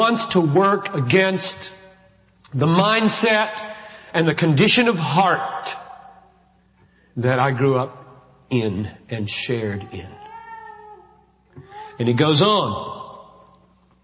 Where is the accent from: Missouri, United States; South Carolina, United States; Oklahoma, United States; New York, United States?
South Carolina, United States; Greenville; I grew up in Greenville, South Carolina.